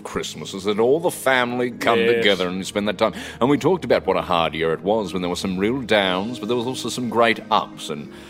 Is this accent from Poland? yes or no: no; Melbourne, Victoria, Australia; born there; she said, I was born in Eaglemont in Melbourne. I said, you're joking. I was born at the same hospital.